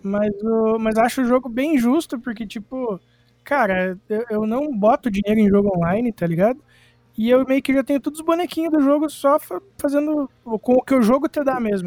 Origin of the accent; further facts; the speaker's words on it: Irati, Paraná, Brazil; Eu sou do Paraná, uma cidade chamada Irati